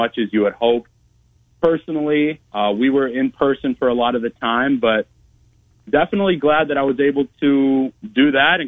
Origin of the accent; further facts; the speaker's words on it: Madison, Wisconsin, United States; moved away as an adult; also born or lived in Rockford, Illinois / Waunakee, Wisconsin; now in Iowa, United States; I'm a Midwest native myself, born in Rockford, Illinois. I grew up in Madison, Wisconsin